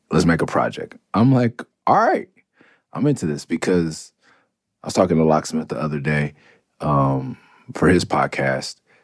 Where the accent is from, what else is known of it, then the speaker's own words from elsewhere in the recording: Los Angeles, California, United States; also born or lived in Tucson, Arizona; I'm from Mid City. I'm from Clover, I'm off Cloverdale. I'm from Midtown, I'm from Okey Dog, whatever you want to call it. That is where I'm from